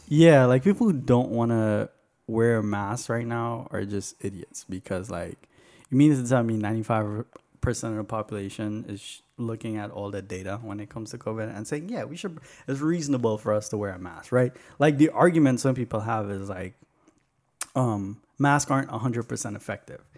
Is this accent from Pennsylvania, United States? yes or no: no; New York, United States; moved away; also born or lived in Arizona; I'm from New York, and then I was in Arizona